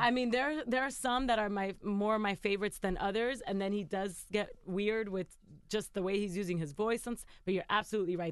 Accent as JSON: {"language": "English", "town": "New York City", "region": "New York", "country": "United States", "tie": "born or raised there", "said": "I'm Dominican. I I grew up in Queens, New York"}